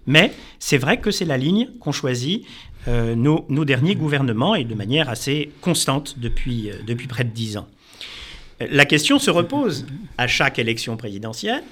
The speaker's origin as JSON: {"language": "French", "country": "France", "said": "en tant que Français"}